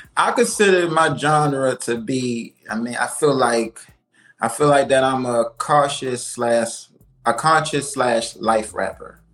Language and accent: English; Baltimore, Maryland, United States; I'm a artist originally born and raised in Baltimore, Maryland